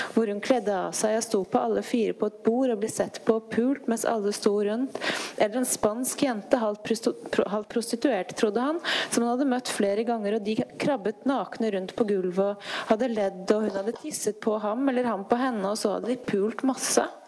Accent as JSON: {"language": "Norwegian", "town": "Tana", "region": "Finnmark", "country": "Norway", "tie": "born or raised there", "said": "Jeg vokste opp i Tana i Øst-Finnmark"}